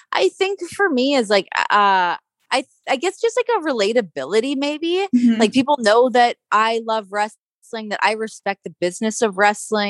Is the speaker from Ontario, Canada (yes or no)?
yes; Ajax, Ontario, Canada; I grew up in Ajax, Ontario, and Toronto's, you know, a 40-minute drive from where I grew up